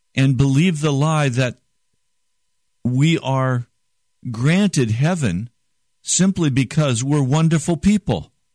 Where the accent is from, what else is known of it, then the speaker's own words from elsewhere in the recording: United States; I'm an American